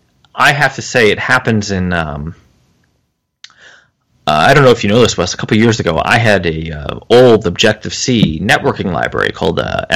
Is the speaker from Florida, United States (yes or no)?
no; New Jersey, United States; moved away; also born or lived in the South; Yes, but I'm from New Jersey, so... Now, I've since become a Southern gentleman, a little bit.